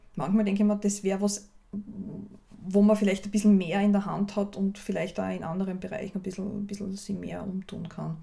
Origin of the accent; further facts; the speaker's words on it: Austria; bei uns in Österreich